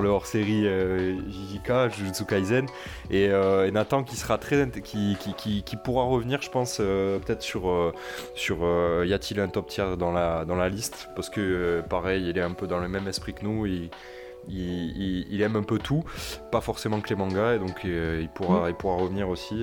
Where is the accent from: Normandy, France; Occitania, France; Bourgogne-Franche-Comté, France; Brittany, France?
Occitania, France; Toulouse; je viens de Toulouse, on, prononce le S chez nous